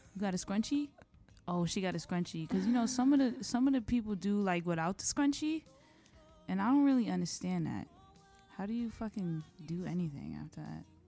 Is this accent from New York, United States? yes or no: yes; New York, United States; I'm just from New York